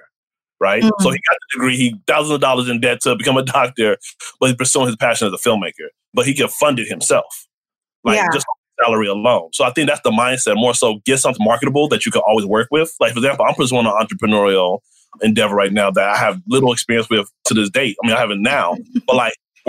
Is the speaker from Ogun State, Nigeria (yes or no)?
yes; Abeokuta, Ogun State, Nigeria; now in Chicago, United States; I'm from Abeokuta.